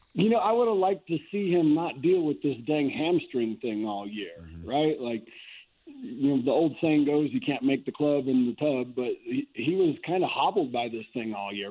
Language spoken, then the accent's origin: English; Fort Morgan, Colorado, United States; growing up in Fort Morgan, I had this big big yard